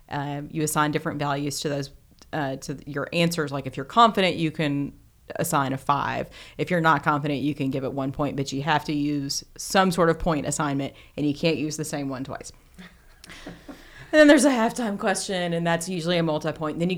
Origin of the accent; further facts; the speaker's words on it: Glasgow, Kentucky, United States; in my hometown of Glasgow. Yes, in Glasgow.